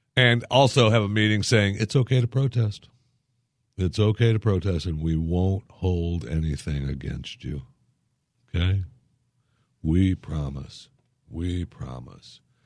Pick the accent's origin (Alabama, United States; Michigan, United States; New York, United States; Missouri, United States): Michigan, United States; moved away; I remember growing up in Michigan. I couldn't wait to get out of there because of winter